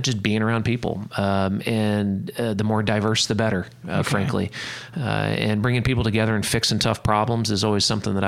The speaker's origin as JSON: {"language": "English", "town": "Tulsa", "region": "Oklahoma", "country": "United States", "tie": "born or raised there", "said": "I grew up in Tulsa, so in northeast Oklahoma"}